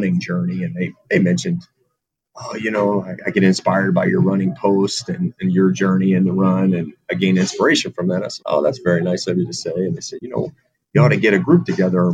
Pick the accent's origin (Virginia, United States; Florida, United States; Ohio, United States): Virginia, United States; Virginia Beach; also born or lived in Charleston, South Carolina; now in Rhode Island, United States; a guy that's from, you know, the Mid-Atlantic, from Virginia Beach